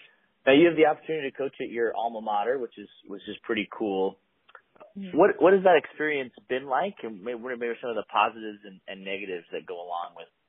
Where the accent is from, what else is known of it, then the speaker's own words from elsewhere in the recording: Eugene, Oregon, United States; I grew up in Eugene also.